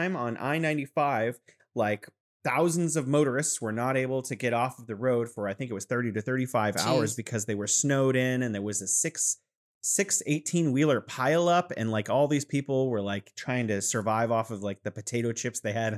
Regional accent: California, United States; now in Wuhan, China; I'm originally from California, and I'm living here in beautiful Wuhan, China

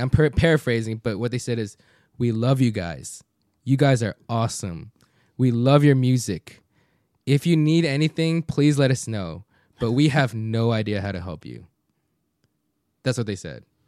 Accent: United States; people like me speaking English, speaking Korean, growing up in Korean culture, but born in the States

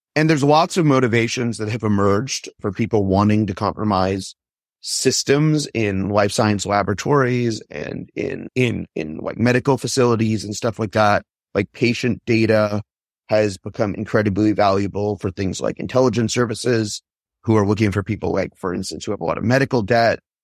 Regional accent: Palo Alto, California, United States; I grew up in Palo Alto

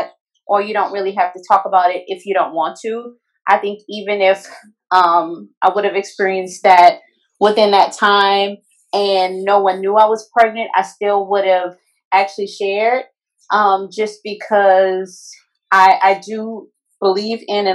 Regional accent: New Orleans, Louisiana, United States; I'm born and raised in New Orleans.

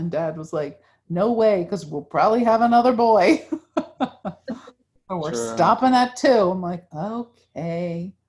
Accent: New Jersey, United States; also born or lived in Massachusetts; So I was born in New Jersey and North Jersey, and then we moved to South Jersey. And then we moved to Massachusetts for 3 years. And then we moved back to South Jersey. And that's where I finished high school, was in South Jersey.

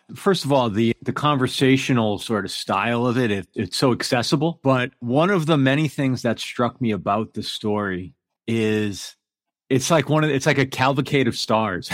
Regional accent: New York City area, United States; moved away; also born or lived in Manhattan, New York / Brooklyn, New York; somebody from that area

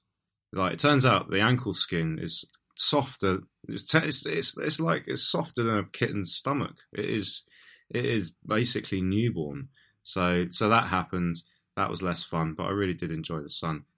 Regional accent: Portsmouth, South East England, United Kingdom; now in London, United Kingdom; I'm originally from Portsmouth. I now live in London.

